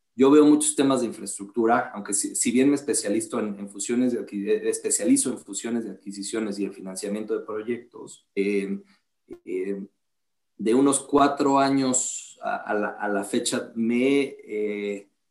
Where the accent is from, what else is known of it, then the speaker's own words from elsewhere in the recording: La Paz, Baja California Sur, Mexico; moved away as an adult; also born or lived in Mexico City / Austin, Texas; somos de La Paz, Baja California